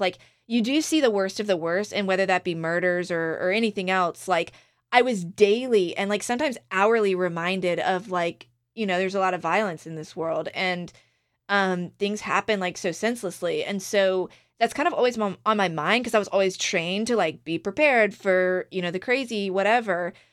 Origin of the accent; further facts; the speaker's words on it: Outer Banks of North Carolina, United States; my hometown in the Outer Banks of North Carolina